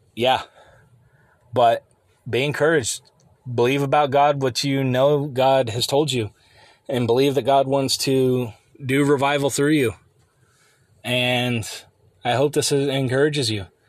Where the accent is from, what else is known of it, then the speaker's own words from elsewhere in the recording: United States; the America that I remember growing up and even into my twenties